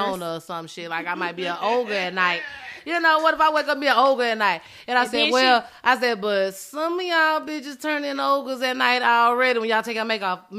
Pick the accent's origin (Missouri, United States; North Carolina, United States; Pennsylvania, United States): Pennsylvania, United States; Philadelphia; I'm still from West